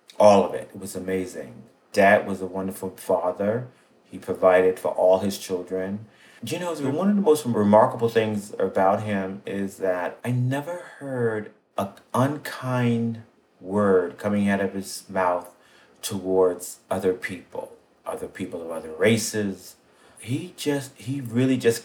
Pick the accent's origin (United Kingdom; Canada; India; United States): United States; New York City, New York; I was born in Brownsville, Brooklyn, 1960